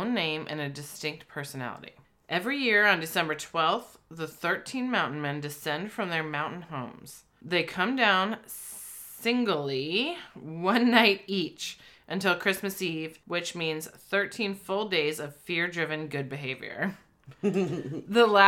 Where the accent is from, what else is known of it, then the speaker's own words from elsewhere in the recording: United States; we're American